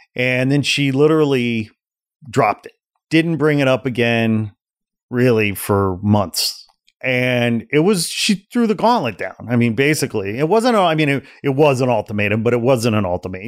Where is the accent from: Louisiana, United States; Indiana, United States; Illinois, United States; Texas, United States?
Indiana, United States; Portage; moved away; also born or lived in Gary, Indiana / Chicago; I was born in Gary, Indiana. I grew up in a town just east of there, about fifteen, ten minutes, fifteen minutes called Portage, Indiana